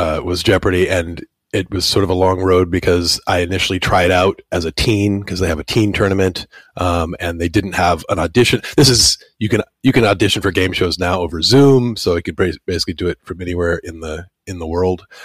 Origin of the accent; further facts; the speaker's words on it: Minnesota, United States; I'm from Minnesota, and I am a professional tutor